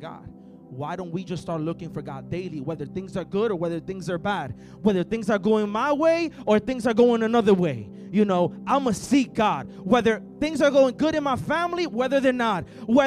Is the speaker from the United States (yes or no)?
no; El Salvador; moved away; I'm from El Salvador.